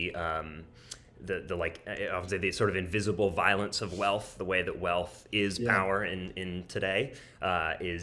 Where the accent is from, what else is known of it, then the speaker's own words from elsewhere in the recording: St. Louis, Missouri, United States; I grew up in St. Louis, Missouri, in sort of a really nice, lovely suburb of St. Louis.